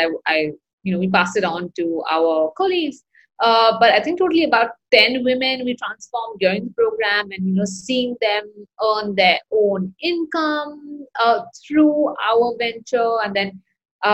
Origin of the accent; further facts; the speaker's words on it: Mumbai, Maharashtra, India; moved away; I am originally from Mumbai, India